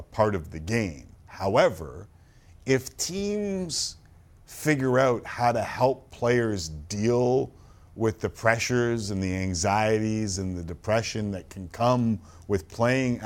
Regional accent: Canada; we're Canadian

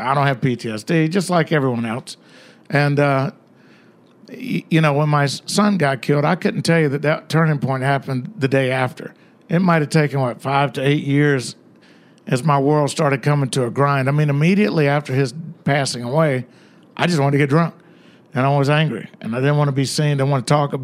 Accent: the South, United States; being a Southerner in New York

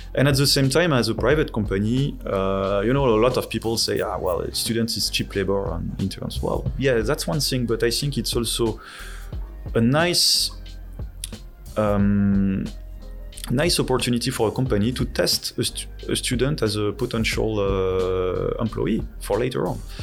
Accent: France; accent: French; English is a second language; moved away as an adult; also born or lived in Netherlands; now in Taiwan; my French accent. Uh, so I'm from France, and I uh, I studied over there

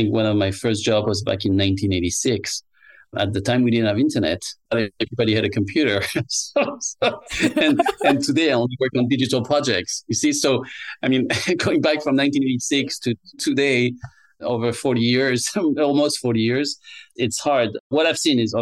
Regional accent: France; English is a second language; moved away as an adult; also born or lived in Tokyo, Japan / Berlin, Germany; I came back to France because I'm originally from France, as you can tell from my accent

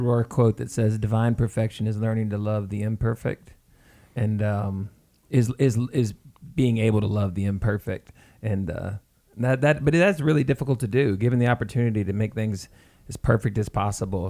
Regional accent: the South, United States; we're from the South

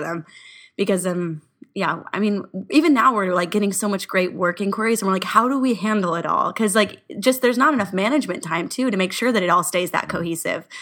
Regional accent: Orange County, California, United States; We're from Orange County

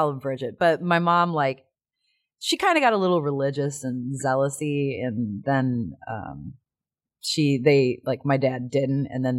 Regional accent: Illinois, United States; Outside of Chicago.

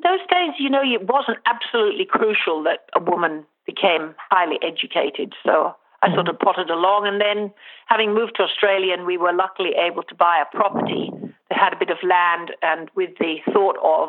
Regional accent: Jamaica; I was born and brought up in Jamaica, and we lived on a farm

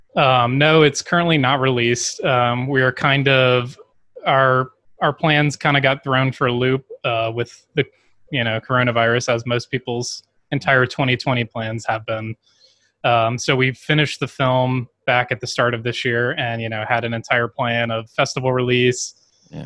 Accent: Baton Rouge, Louisiana, United States; also born or lived in New Orleans; I grew up in Baton Rouge, Louisiana, my entire life

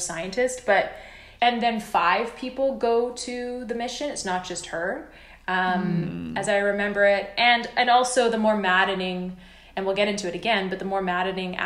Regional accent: Canada; I am Canadian

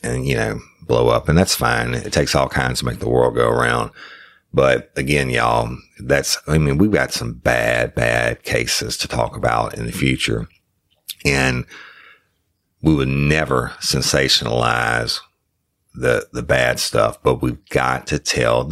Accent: South Louisiana, United States; I'm from South Louisiana

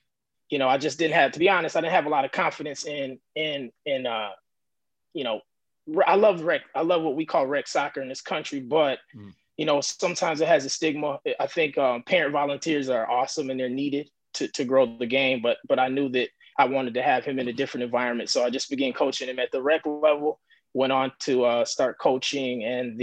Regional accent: United States; I'm an American guy

